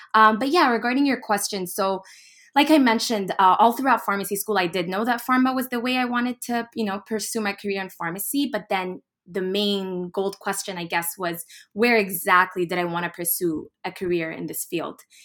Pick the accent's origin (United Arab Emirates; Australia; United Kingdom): United Arab Emirates; Dubai; moved away as an adult; also born or lived in United States / Boston / Egypt; I'm ethnically Egyptian. I was actually born in the U S, and then I was raised in Dubai and traveled all the way to Boston in twenty seventeen